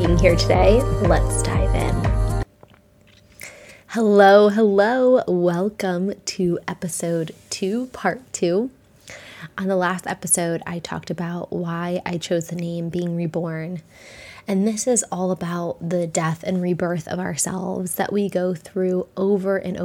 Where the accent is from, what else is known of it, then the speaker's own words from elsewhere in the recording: near Lyme, Connecticut, United States; I grew up in Connecticut, near Lyme, Connecticut.